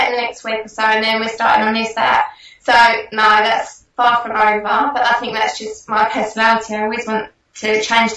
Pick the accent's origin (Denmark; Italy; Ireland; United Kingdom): United Kingdom; England; moved away as an adult; now in Australia; I am essentially English